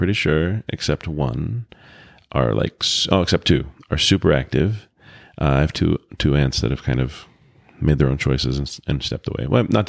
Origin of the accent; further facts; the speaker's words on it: Provo, Utah, United States; born there; I think I was born in Provo. Oh my gosh, I can't believe this is going public. I was born in Utah.